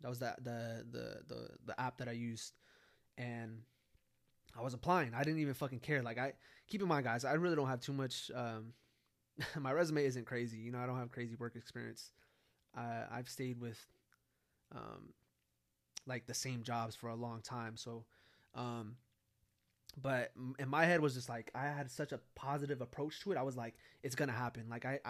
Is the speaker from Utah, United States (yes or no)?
no; California, United States; now in San Antonio, United States; me moving from California to San Antonio